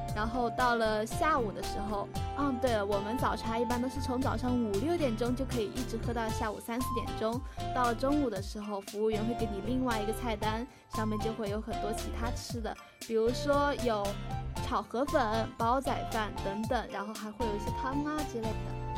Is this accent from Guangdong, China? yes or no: yes; Guangdong, China; moved away; 在我们广东生活的时候啊